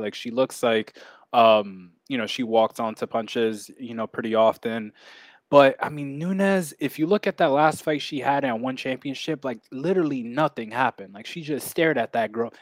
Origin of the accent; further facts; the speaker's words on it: New York, United States; my home state of, uh, the great old New York